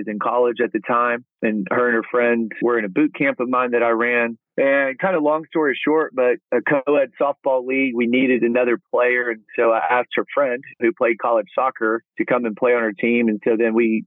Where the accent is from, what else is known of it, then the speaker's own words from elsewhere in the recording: Abilene, Texas, United States; also born or lived in Dallas-Fort Worth Metroplex, Texas; I'm born and raised in Texas, born out in Abilene, which people call that West Texas, but it's really kind of central